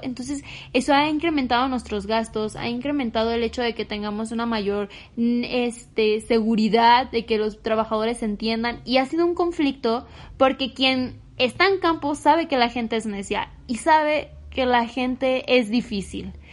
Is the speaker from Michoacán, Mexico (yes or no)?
yes; Michoacán, Mexico; soy de Michoacán y digo mucho pues